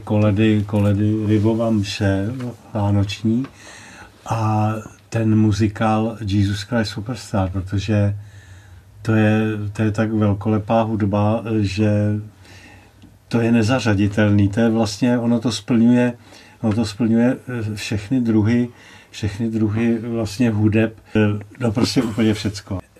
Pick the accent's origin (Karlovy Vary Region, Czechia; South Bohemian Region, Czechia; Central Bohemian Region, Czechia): Central Bohemian Region, Czechia; Rožmitál pod Třemšínem; já jsem se narodil v Rožmitále pod Třemšínem a můj otec eh, tu rybovku zpíval tam v tom kostelíčku ve starém Rožmitále